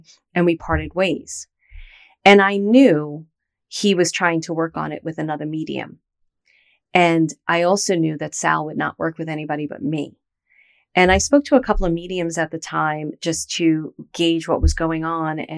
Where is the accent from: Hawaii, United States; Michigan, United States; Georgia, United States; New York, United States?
New York, United States; New York City; I was from Brooklyn